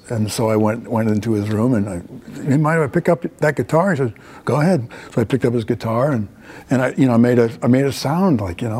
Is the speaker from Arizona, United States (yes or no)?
no; Virginia, United States; also born or lived in Minnesota; Yeah, I was born in Minnesota. I grew up in Northern Virginia. My dad was a government man, and that was where we went, in the suburbs of D.C.